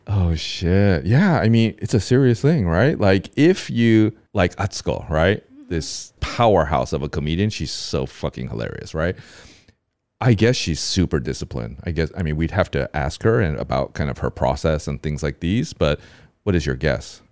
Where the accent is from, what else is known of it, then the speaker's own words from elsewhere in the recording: United States; now in Taiwan; I'm, I'm from America